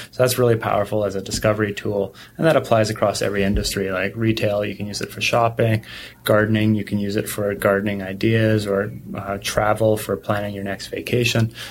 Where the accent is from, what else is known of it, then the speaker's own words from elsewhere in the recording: Canada; I grew up in Canada